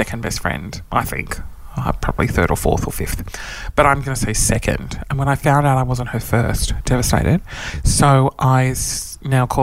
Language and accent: English; Sydney, New South Wales, Australia; now in Queensland, Australia; I'm not from Queensland. I'm from Sydney